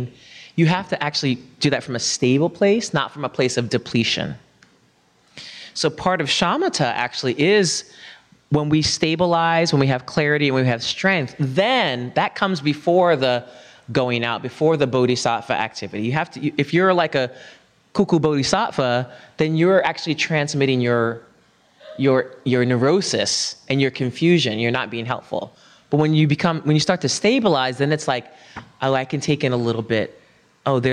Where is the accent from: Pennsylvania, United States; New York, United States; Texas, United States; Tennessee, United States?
New York, United States; New York City; I'm a New Yorker